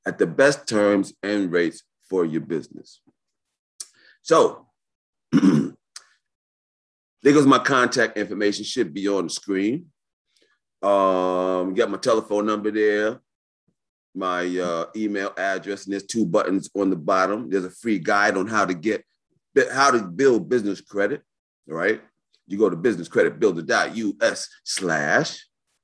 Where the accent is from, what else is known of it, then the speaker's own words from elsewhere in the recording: New York City, New York, United States; born and raised in New York City